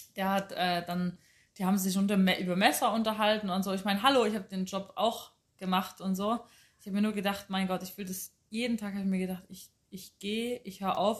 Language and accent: German; Chemnitz, Saxony, Germany; now in Munich, Germany; ich komme aus Karl-Marx-Stadt, bin da geboren